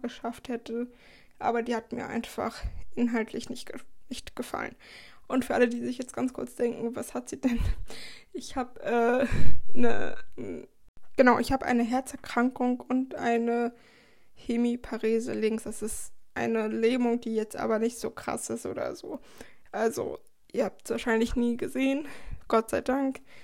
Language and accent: German; Schleswig-Holstein, Germany; moved away as an adult; also born or lived in Baden-Württemberg; ich komme aus Schleswig-Holstein, also aus dem Bundesland ganz, ganz weit oben in der Nähe von Hamburg.